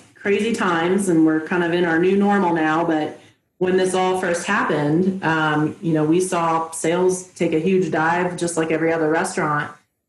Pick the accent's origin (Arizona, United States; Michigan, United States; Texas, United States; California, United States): California, United States; San Francisco Bay Area; now in Colorado, United States; Or no, I'm from San Francisco Bay Area originally.